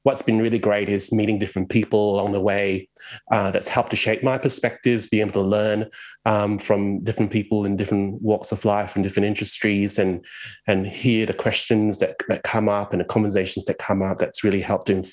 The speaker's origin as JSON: {"language": "English", "country": "Malaysia", "tie": "born or raised there", "moved": "as an adult", "lives_now": "Melbourne, Australia", "said": "I'm from Malaysia originally. I grew up there, lived there for 20 years, and then I moved to Australia about 20 years ago"}